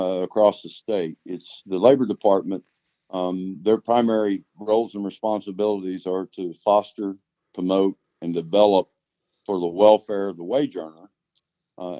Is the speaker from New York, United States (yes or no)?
no; Oklahoma, United States; So I was born and raised in Oklahoma, except for the time that I've lived here my whole life, except for the time when I was in the Air Force.